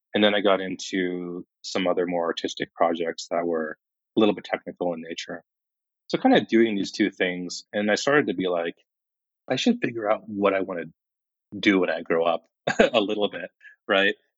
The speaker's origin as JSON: {"language": "English", "town": "Kingman", "region": "Arizona", "country": "United States", "tie": "born or raised there", "also_born_or_lived": "India", "moved": "as an adult", "said": "I really loved growing up in Kingman"}